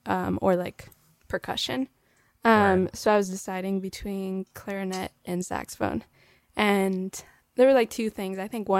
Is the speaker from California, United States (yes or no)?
yes; Calabasas, California, United States; I grew up in LA, but so this place called Calabasas.